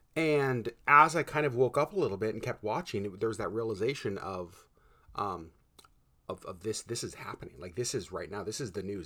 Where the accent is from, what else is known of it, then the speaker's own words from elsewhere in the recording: Connecticut, United States; moved away; I was born in Connecticut